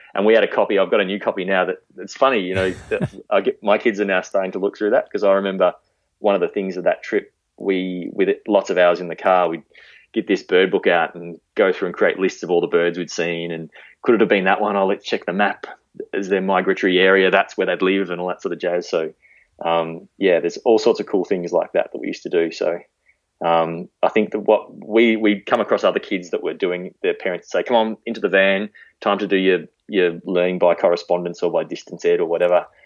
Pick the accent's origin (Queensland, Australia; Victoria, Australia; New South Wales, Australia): Victoria, Australia; Melbourne; moved away as an adult; now in Warrnambool, Australia; I grew up sort of in that green wedge of Melbourne out near Hurst Bridge.